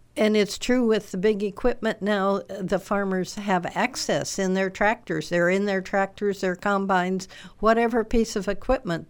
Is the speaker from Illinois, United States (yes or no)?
yes; Cameron, Illinois, United States; also born or lived in Galesburg, Illinois / Ames, Iowa / Monmouth, Illinois; was born and raised in Warren County. Um, uh, in near Cameron and went to Galesburg to high school.